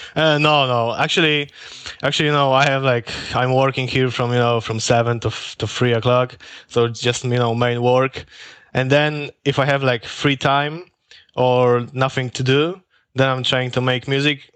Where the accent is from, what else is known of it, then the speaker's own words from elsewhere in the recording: Poland; moved away as an adult; now in Norway; I am from Poland, but actually now I'm working and living in Norway